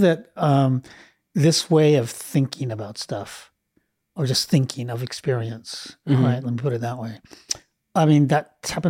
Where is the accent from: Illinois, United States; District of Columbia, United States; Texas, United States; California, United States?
California, United States; Los Angeles; I grew up here in LA. I grew up